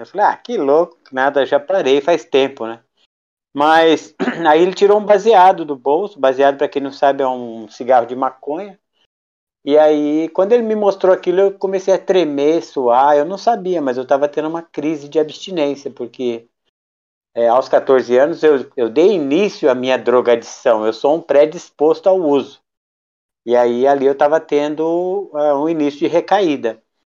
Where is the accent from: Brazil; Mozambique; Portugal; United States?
Brazil; Campos do Jordão, São Paulo; sou nascido e criado em Campos do Jordão, minha cidade natal